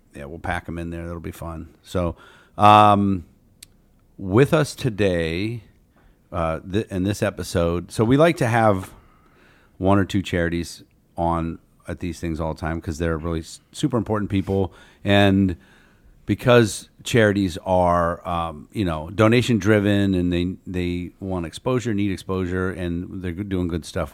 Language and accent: English; Canton, Ohio, United States; I'm from Canton